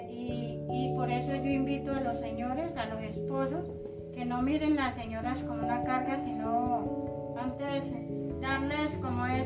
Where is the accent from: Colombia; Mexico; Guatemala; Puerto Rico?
Colombia; Yalí, Antioquia; born there; now in Puerto Lleras, Colombia; soy nacida en Yalí, Antioquia. Eh, hace 43 años vivo acá en Puerto Lleras.